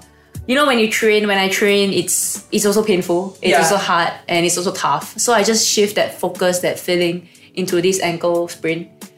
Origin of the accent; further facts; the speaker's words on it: Malaysia; now in Singapore; I came from Malaysia and I came over with a foreign sports scholarship in Singapore Sports School.